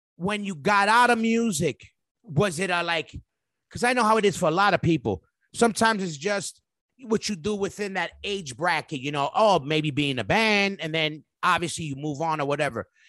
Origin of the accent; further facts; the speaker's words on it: New York City, New York, United States; being a New Yorker since obviously the roots are there, being in New York